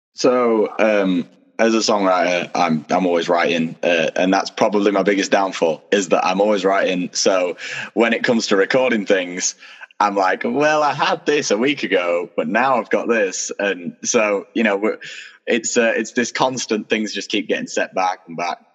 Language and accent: English; Doncaster, Yorkshire and the Humber, United Kingdom; also born or lived in Sheffield; I was born and raised in Doncaster